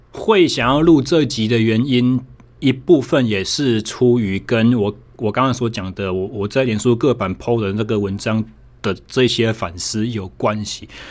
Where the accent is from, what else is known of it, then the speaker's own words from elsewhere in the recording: Taichung, Taiwan; 我回到了我的家乡台中